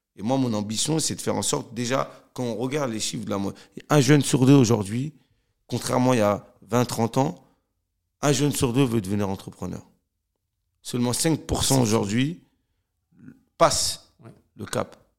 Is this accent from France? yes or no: yes; Cergy, Île-de-France, France; je suis originaire de Sergi Pontoise. J'ai grandi euh, dans un quartier qui s'appelait la Croix Petit